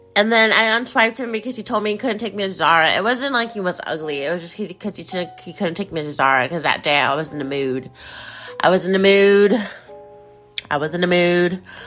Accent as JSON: {"language": "English", "country": "United States", "said": "in the United States, in the, in my home country"}